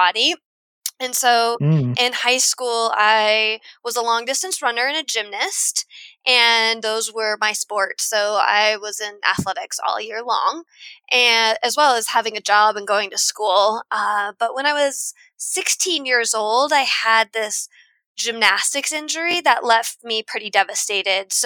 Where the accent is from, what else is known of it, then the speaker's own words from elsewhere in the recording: South Dakota, United States; I grew up in South Dakota, which is a landlocked state